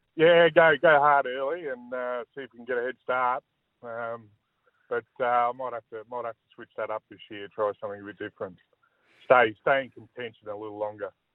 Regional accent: Tasmania, Australia; moved away; when I grew up in Tassie, I played a lot of cricket

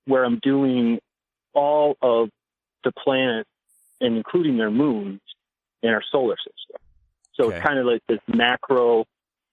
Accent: Madison, Wisconsin, United States; I grew up on the east side of Madison, right over on the Atwood area

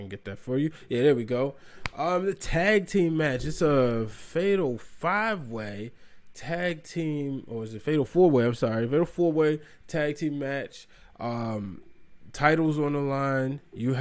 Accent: Baltimore, Maryland, United States; my hometown of Baltimore, Maryland

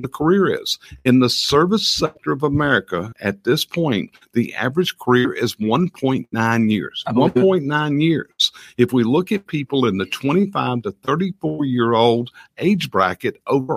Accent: the South, United States; We're from the South

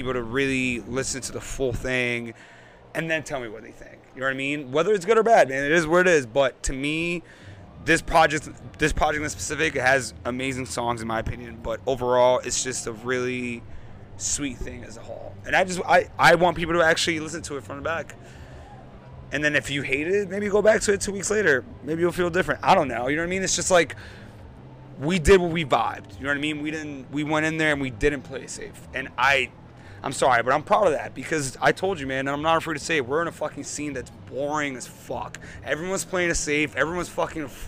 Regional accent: New York City, New York, United States; I grew up in Queens. I grew up with hip hop.

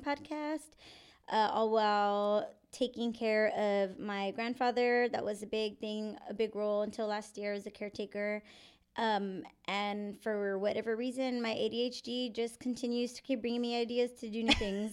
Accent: San Antonio, Texas, United States; I am born and raised in San Antonio. I left for a few years, and then I came back

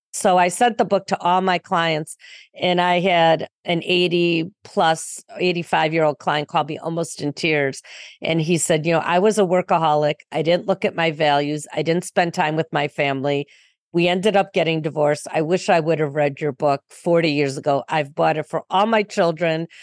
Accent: Highland Park, Illinois, United States; I grew up in a north suburb in Highland Park

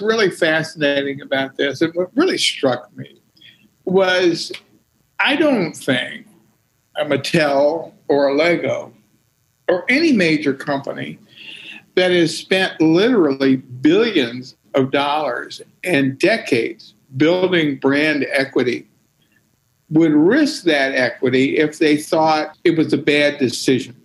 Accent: Hampton, Virginia, United States; I grew up in in uh, Hampton, Virginia

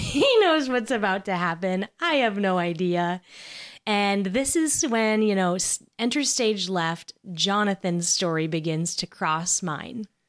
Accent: Nebraska, United States; I was from Nebraska

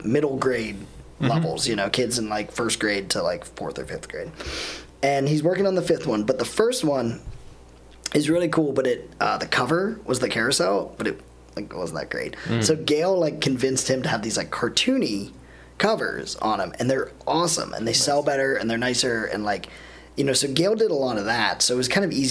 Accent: Latrobe, Pennsylvania, United States; moved away as an adult; also born or lived in Ohio; now in Erie, United States; I grew up in Latrobe, PA, which is like 45 minutes

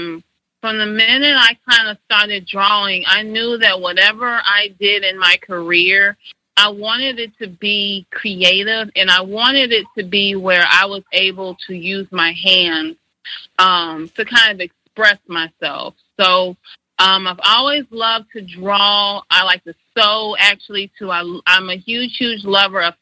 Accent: Jonesboro, Georgia, United States; also born or lived in College Park, Georgia / Riverdale, Georgia; I actually grew up on the south side of Atlanta. I was born and raised in College Park the first 2 years of my life. And then we moved to Jonesboro. So I've lived there ever since I was about 2.5, 3 years old

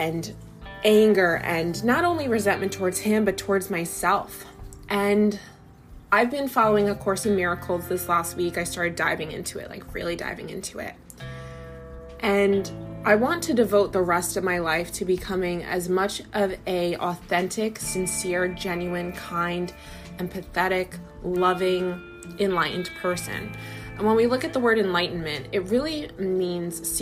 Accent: United States; As an American

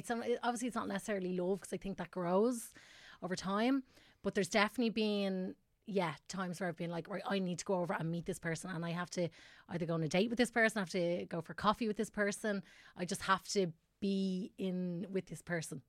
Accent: Tallaght, Leinster, Ireland; I'm from Tala originally, and I, uh, my family moved out of Tala, like, a long

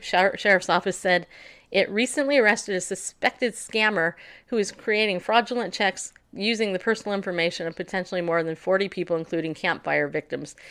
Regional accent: Northeast, United States; I'm from the Southeast. No, Northeast.

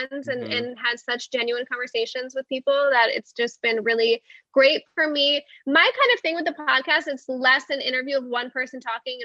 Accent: Albany, New York, United States; now in Los Angeles, United States; I'm from Albany, New York

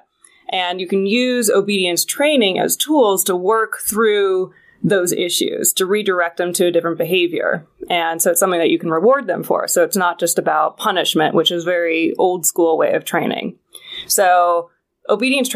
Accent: Washington, United States; moved away as an adult; also born or lived in Seattle; now in Los Angeles, United States; I am from Washington State

